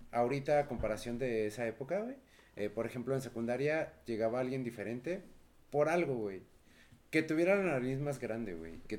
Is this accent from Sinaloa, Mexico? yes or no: no; Mexico City, Mexico; siendo chilangos, no